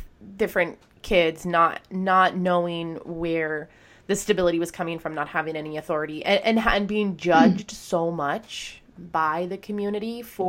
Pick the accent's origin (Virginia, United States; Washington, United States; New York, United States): Washington, United States; Spokane; I grew up in Spokane, Washington.